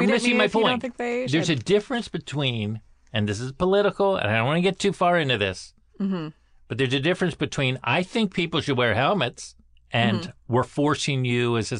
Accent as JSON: {"language": "English", "region": "California", "country": "United States", "said": "I come from California"}